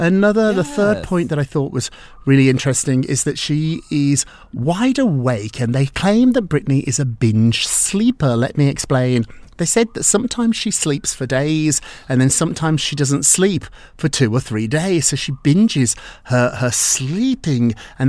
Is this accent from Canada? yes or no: no; United Kingdom; I'm from Scotland. I'm from England.